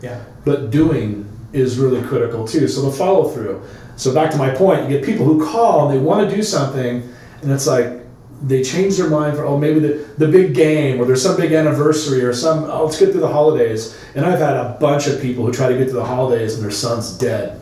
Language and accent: English; Long Beach, California, United States; my growing up in Long Beach